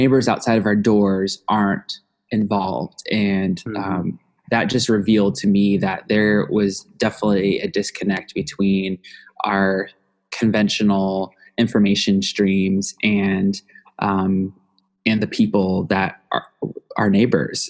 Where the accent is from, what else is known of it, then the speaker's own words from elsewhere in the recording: Omaha, Nebraska, United States; my personal experience of growing up in the community